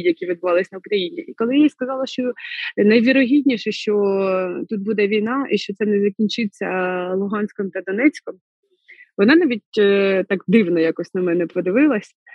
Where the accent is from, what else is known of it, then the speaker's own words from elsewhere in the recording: Znamianka, Kirovohrad Oblast, Ukraine; moved away as an adult; now in Kharkiv, Ukraine; Я родом з Кіровоградської області, міста Знам'янка, і це центральна Україна